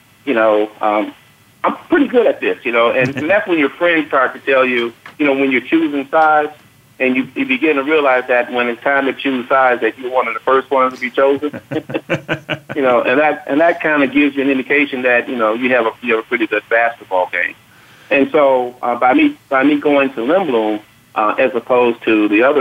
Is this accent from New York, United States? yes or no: no; Chicago, Illinois, United States; Growing up on the South Side of Chicago